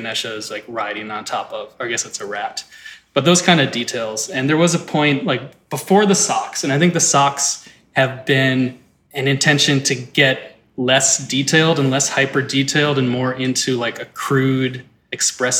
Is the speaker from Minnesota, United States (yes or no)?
yes; Saint Paul, Minnesota, United States; I grew up in St. Paul, Minnesota. I was born there in 1975